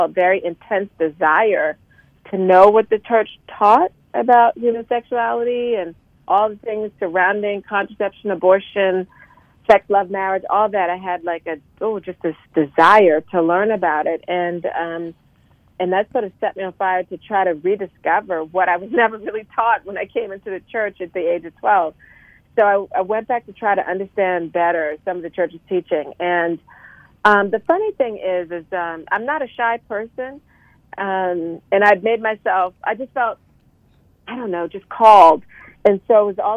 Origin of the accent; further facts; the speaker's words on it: Charleston, South Carolina, United States; moved away as an adult; now in Washington, D.C. area, United States; I'm originally a Southerner. I'm originally from Charleston, South Carolina, and I ended up moving to the greater Washington, D.C. area for love